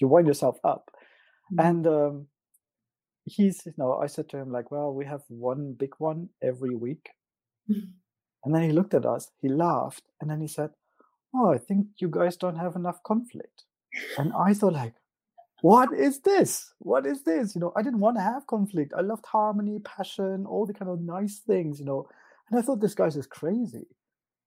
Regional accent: East Germany, Germany; I am actually from East Germany

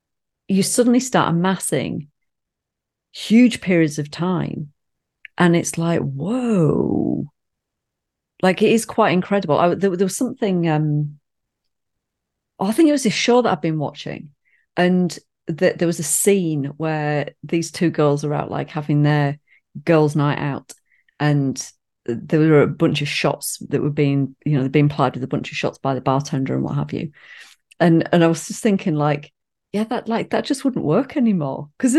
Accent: United Kingdom; because we're British.

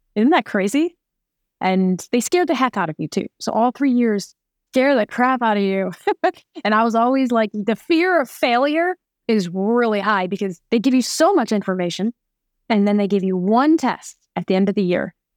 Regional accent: New York, United States; moved away as an adult; also born or lived in Phoenix; I'm a New Yorker

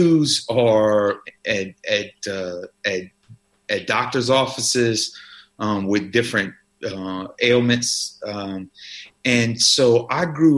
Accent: South Louisiana, United States; I grew up in South Louisiana

